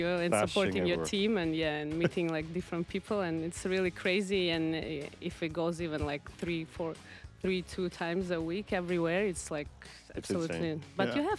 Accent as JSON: {"language": "English", "region": "Moscow", "country": "Russia", "tie": "born or raised there", "said": "my city of birth and life."}